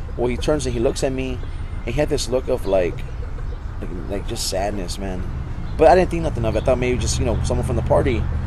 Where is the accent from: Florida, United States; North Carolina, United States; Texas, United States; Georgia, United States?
Texas, United States; San Antonio; I actually grew up well, near John Jay High School. That I was born in the area. Oh, I, I was born in Santa Rosa Hospital